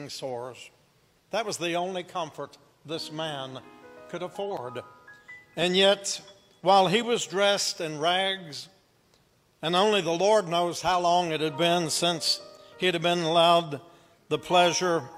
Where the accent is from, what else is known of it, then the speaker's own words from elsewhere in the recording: Appalachia, United States; accent: Appalachian; also born or lived in Kingsport, Tennessee; here I am speaking Appalachian again